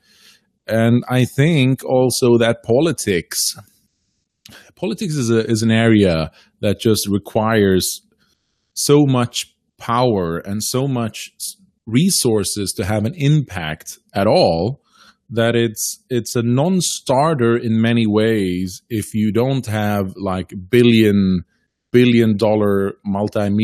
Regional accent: Faroe Islands; now in Norway; I'm originally from the Faroe Islands. I live on mainland Scandinavia, but in Norway

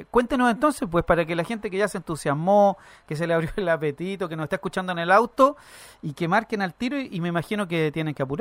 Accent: Talagante, Santiago Metropolitan Region, Chile; Yo soy de Talagante.

